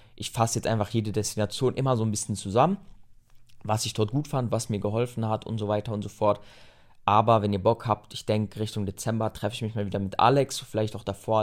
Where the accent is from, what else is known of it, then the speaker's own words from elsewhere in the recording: Germany; Wenn du aus Deutschland kamst